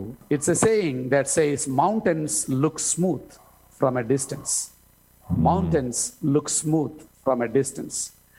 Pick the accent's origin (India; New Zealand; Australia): India; moved away as an adult; also born or lived in Southern California; I was born and raised here in India and proud to be a person who was born and raised in India. But the opportunity I had to come and live in America, Southern California, especially for 20 years.